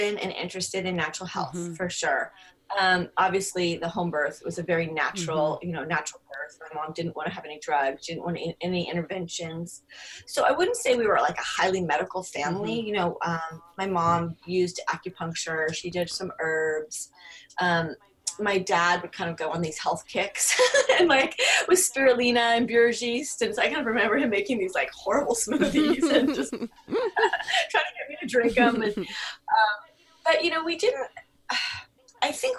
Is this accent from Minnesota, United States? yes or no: no; San Francisco, California, United States; also born or lived in Garberville, California / Berkeley, California; I was in San Francisco till I was 10 and then Berkeley